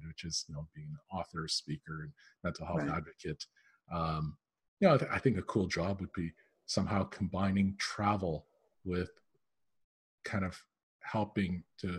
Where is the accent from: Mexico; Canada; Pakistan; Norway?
Canada; When I was growing up, so I'm Canadian